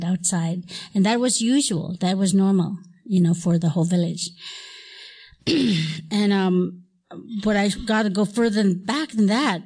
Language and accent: English; Alaska, United States; moved away; also born or lived in Hawaii; I was born in Alaska, and I grew up in a little log cabin